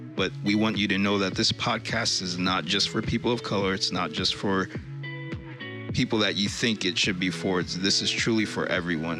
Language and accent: English; New York, United States; now in Vermont, United States; Originally, I was born and raised in New York